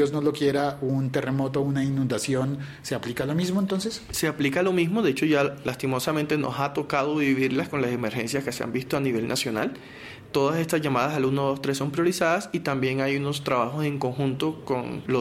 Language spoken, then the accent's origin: Spanish; Barranquilla, Atlántico, Colombia; Yo nací en Barranquilla.